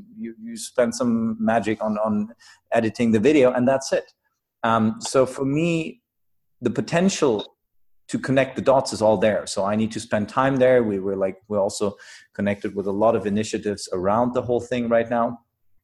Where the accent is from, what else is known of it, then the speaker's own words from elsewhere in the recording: Germany; I come from Germany.